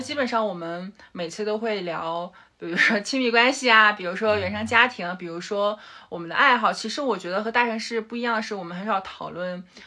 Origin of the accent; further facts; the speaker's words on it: Dalian, Liaoning, China; moved away as an adult; also born or lived in Australia / Beijing / Shanghai; now in Dali, China; 我是大连人，然后其实前十八年都在大连嘛，然后之后嗯哼。本科是在辽宁读的，然后我硕士其实是到了澳洲，然后读了会计专业，对，嗯。管理会计专业